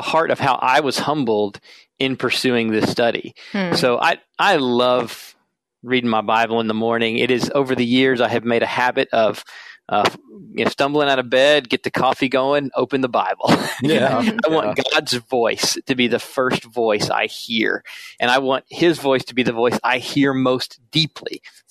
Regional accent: South Carolina, United States; moved away as an adult; now in Minnesota, United States

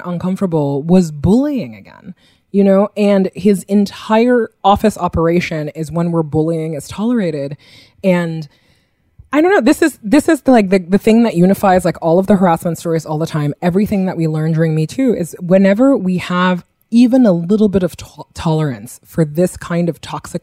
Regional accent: New Yorker, United States; as a New Yorker

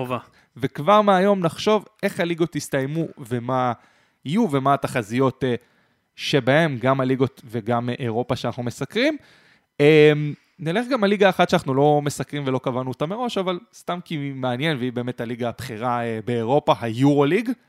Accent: Israel; אבל אני ישראלי.

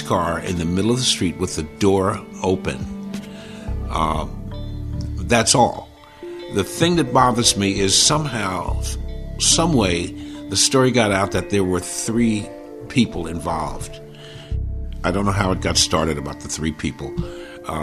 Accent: Philadelphia, Pennsylvania, United States; moved away as an adult; now in Connecticut, United States; born and raised in Philadelphia. I live in Connecticut. My family relocated here in 1980

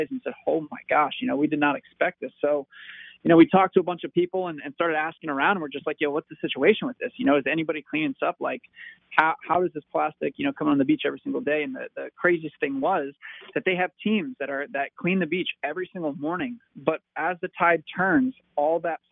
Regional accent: Marco Island, Florida, United States; I grew up on Marco Island, which is a small

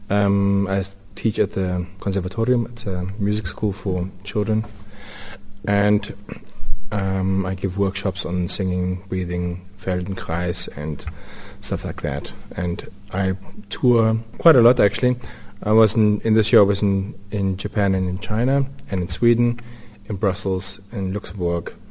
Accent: Newcastle, KwaZulu-Natal, South Africa; born there; also born or lived in Windhoek / Orkney / Rustenburg; I was born in Newcastle mm -hmm. on the coast. Then I moved to Windhoek for two years, and then my stepfather got a job in the mines in Orkney.

